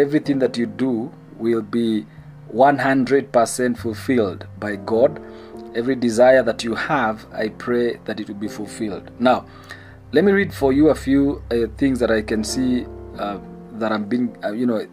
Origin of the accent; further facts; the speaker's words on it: Kenya; I love being Kenyan. I am proud to be a Kenyan.